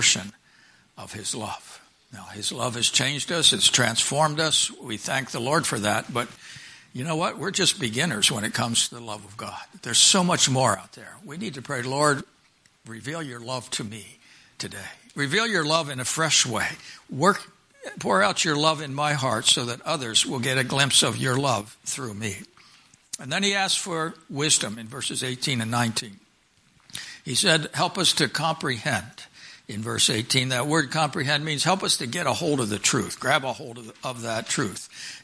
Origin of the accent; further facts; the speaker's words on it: Pennsylvania, United States; I grew up in Pennsylvania